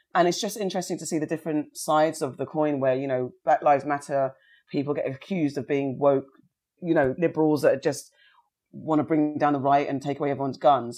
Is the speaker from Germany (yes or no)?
no; Somerset, South West England, United Kingdom; when I was fostered in Somerset